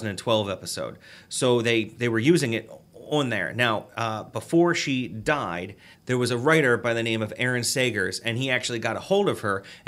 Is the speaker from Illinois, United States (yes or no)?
no; Baltimore, Maryland, United States; we're from Baltimore